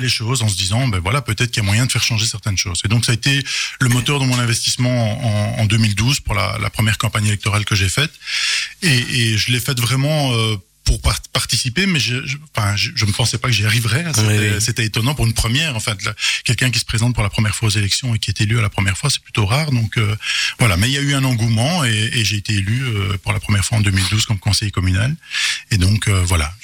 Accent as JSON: {"language": "French", "town": "Charleroi", "region": "Wallonia", "country": "Belgium", "tie": "born or raised there", "said": "j'ai mon enfance à Goutrou, donc euh, une des communes de Charleroi"}